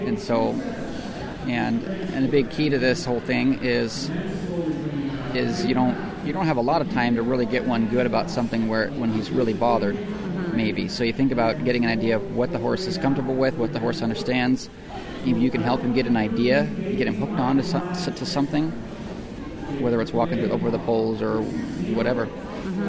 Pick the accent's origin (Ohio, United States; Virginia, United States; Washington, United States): Washington, United States; Port Orchard; I grew up in Port Orchard, Washington, which is uh, near Seattle.